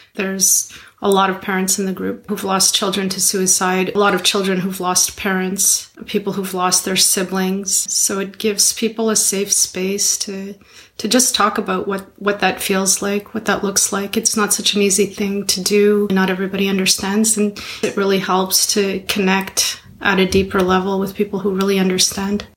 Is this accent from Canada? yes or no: yes; Montreal, Quebec, Canada; I'm from Montreal